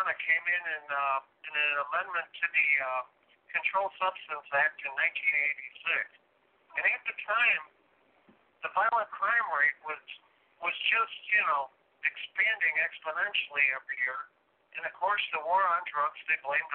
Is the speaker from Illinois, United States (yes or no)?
yes; Chicago, Illinois, United States; I'm from Chicago